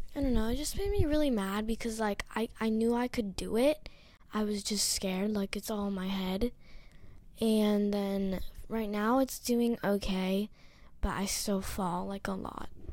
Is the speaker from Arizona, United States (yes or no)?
no; Hawaii, United States; I'm ten years old. I'm from Hawaii.